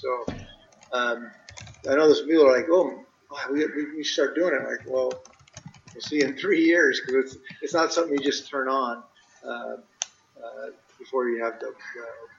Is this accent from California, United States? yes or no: yes; Oxnard, California, United States; I grew up in Ventura, Oxnard area, where we're farming tomatoes and zucchini and all that, all those kinds of products.